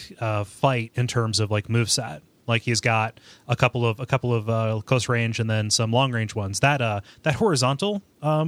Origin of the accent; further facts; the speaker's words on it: United States; I'm American